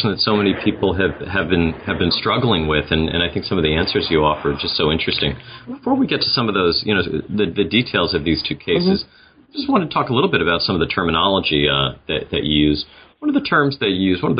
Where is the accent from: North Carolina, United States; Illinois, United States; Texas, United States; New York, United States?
New York, United States; New York City; my hometown of New York City